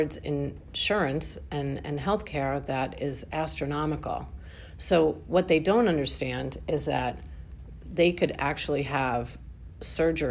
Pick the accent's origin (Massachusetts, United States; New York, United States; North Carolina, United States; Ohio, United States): New York, United States; I'm from New York.